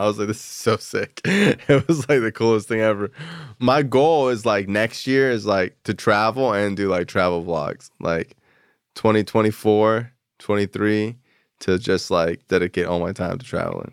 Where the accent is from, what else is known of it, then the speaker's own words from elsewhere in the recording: South Florida, United States; growing up in South Florida